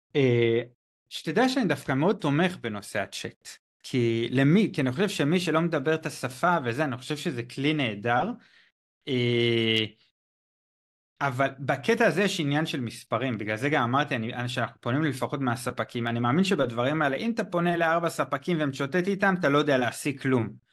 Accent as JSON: {"language": "Hebrew", "country": "Israel", "also_born_or_lived": "China", "moved": "as an adult", "said": "אני באזור גיל 23, 23 וחצי, אני לא זוכר בדיוק מתי, עזבתי את הארץ"}